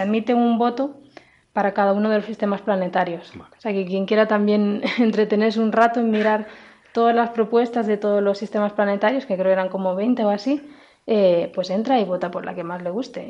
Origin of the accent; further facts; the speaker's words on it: Spain; nos parece interesante como españoles